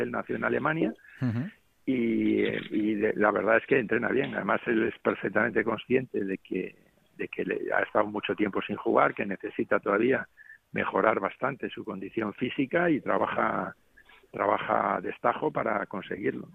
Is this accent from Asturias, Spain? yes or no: no; Cantabria, Spain; now in Las Palmas, Spain; estoy en mi tierra, que he venido para acá a ver a mi hijo y, bueno, disfrutando de, la tierra ahora, del frescor un poco aquí de Cantabria